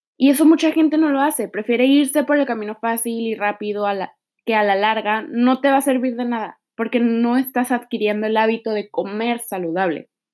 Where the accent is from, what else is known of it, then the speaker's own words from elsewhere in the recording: Mexico; also born or lived in Tijuana; Soy mexicana, actualmente vivo en Tijuana